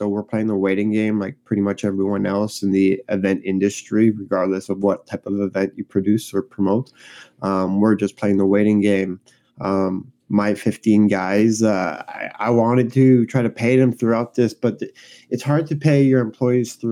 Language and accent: English; Montreal, Quebec, Canada; I'm from Montreal, Canada